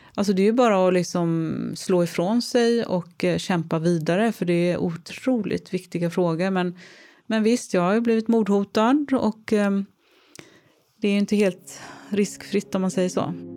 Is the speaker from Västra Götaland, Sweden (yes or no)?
yes; Gothenburg, Västra Götaland, Sweden; Jag är trebarnsmamma från Göteborg